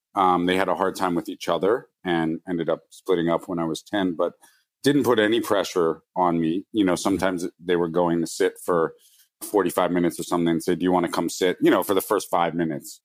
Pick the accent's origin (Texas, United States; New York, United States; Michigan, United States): New York, United States; New York City; I grew up in New York City